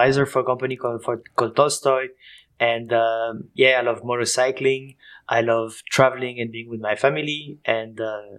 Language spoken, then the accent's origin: English; Switzerland; accent: Swiss and French; English is a second language; moved away as an adult; also born or lived in France; now in Berlin, Germany; I'm from Switzerland and France, as you can hear with my accent. And basically, I live in Berlin, between Berlin and Mexico.